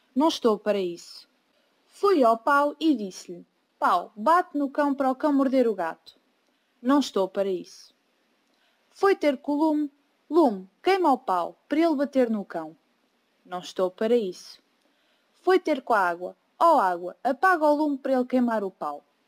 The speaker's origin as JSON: {"language": "Portuguese", "country": "Portugal", "said": "tenho 17 anos e sou de Portugal."}